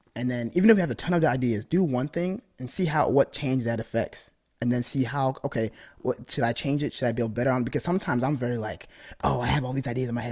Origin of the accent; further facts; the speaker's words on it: Michigan, United States; I'm from Michigan